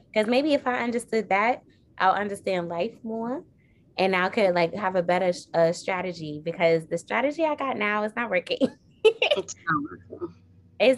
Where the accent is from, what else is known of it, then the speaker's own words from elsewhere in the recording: New York, United States; growing up in New York